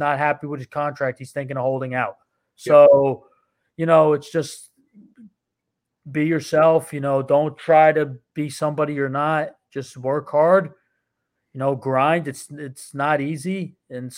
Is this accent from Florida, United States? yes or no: no; New Jersey, United States; moved away; when I lived in New Jersey, because I'm from New Jersey